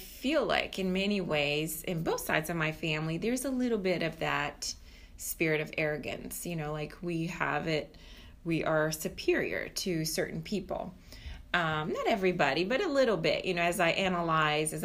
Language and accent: English; Brazil; now in United States; I'm coming originally from Brazil